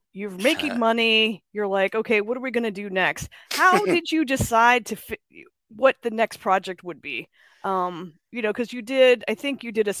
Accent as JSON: {"language": "English", "town": "Atlanta", "region": "Georgia", "country": "United States", "moved": "yes", "said": "I'm from Atlanta originally"}